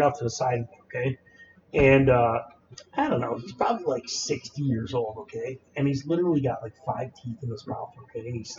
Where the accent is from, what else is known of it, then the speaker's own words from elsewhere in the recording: Canada; We're Canadian, bro